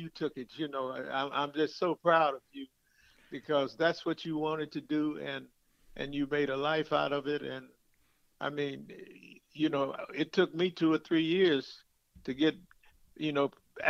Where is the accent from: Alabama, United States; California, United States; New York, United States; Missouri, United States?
Missouri, United States; St. Louis; Well, I grew up in the Ville area, which is, you know, where we lived. And the Ville area was a proud area for Blacks.